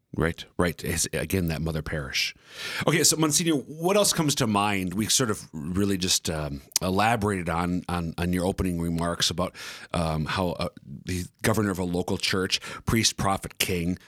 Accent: central Minnesota, United States; also born or lived in eastern South Dakota; now in South Dakota, United States; I'm from the central Minnesota area.

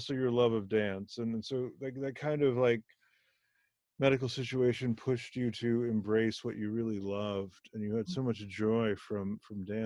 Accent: Germany; first language Hindi; English is a second language; also born or lived in India; I was born in Germany, but to parents of Indian origin

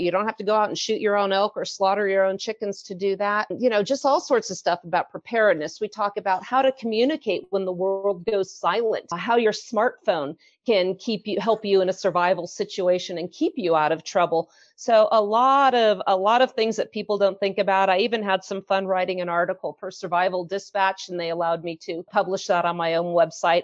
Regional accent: San Francisco, California, United States; moved away as an adult; now in Utah, United States; I was born and raised in San Francisco

